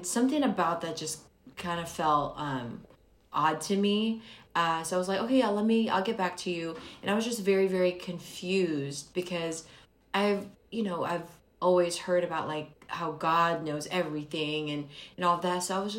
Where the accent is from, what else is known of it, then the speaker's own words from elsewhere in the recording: Philippines; moved away; I was born in the Philippines and almost everyone there are Catholics, and so I was born and raised as a Catholic